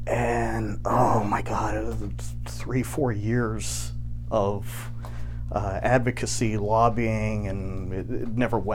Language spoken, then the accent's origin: English; Santa Fe, New Mexico, United States; moved away as an adult; now in Arizona, United States; Born and raised in Santa Fe.